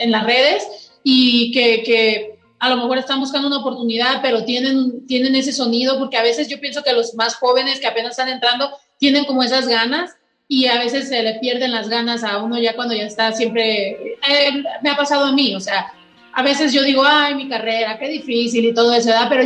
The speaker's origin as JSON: {"language": "Spanish", "country": "Mexico", "said": "yo por eso siempre he querido destacar y decir soy mexicana y en cada canción lo digo porque quiero que sepa que es un orgullo"}